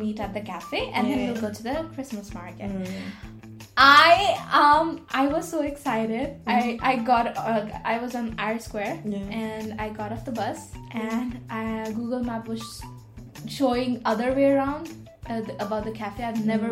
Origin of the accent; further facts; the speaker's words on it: India; now in Galway, Ireland; I'm Indian